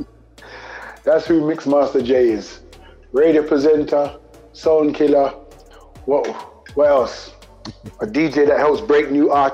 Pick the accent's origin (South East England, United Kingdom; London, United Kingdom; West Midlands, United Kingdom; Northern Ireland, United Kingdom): London, United Kingdom; I represent E5. E5 we represent, which is East London.